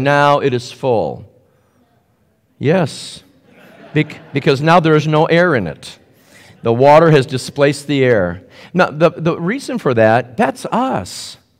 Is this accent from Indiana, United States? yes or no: yes; Indianapolis, Indiana, United States; I'm a Hoosier from Indianapolis. So here we play basketball.